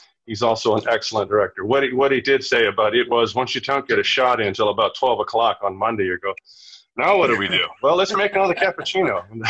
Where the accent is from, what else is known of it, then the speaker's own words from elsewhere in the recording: Los Angeles, California, United States; I was raised here in Los Angeles